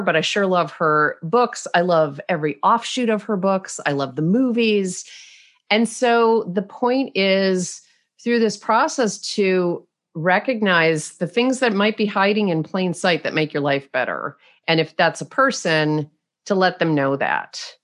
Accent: United States; I'm American.

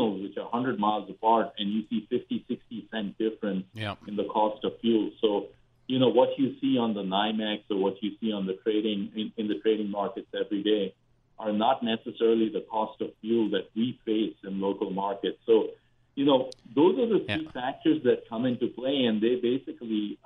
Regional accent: India; now in United States; I grew up in India

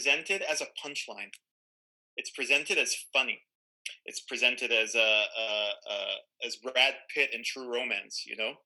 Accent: Tel Aviv, Tel Aviv District, Israel; moved away as an adult; I'm Israeli. I grew up in Tel Aviv

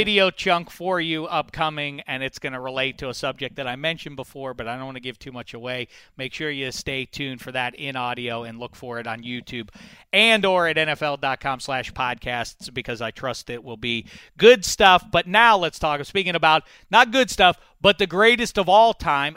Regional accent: Pittsburgh, Pennsylvania, United States; I grew up in Pittsburgh.

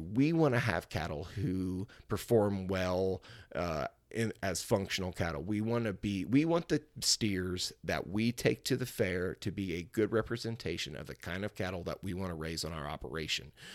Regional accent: Cuba, Missouri, United States; it's the fair that I grew up showing at, It's the fair I grew up attending. Uh, it's in my hometown of Cuba, Missouri

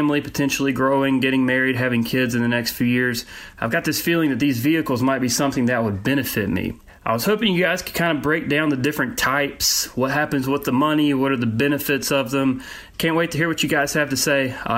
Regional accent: Charlotte, North Carolina, United States; Hey, guys. … I'm from Charlotte, North Carolina.

